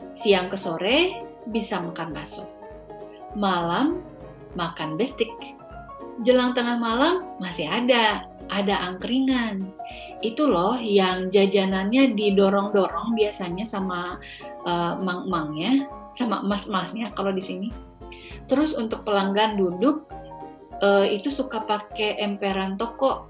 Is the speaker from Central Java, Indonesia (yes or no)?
no; Bandung, West Java, Indonesia; now in Solo, Indonesia; Sebagai orang Bandung yang tinggal di Solo